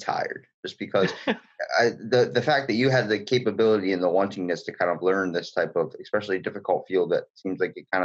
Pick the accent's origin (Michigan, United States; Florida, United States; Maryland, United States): Maryland, United States; where I'm from Maryland.